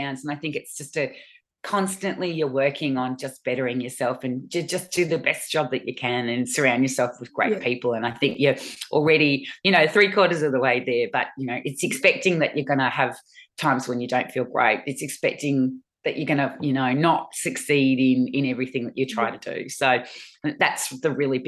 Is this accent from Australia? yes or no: yes; Springvale, Victoria, Australia; we grew up in Springvale